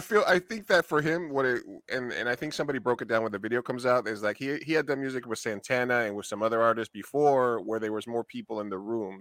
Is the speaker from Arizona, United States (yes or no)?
no; New York, United States; I grew up in New York, and I grew up a lot around the theater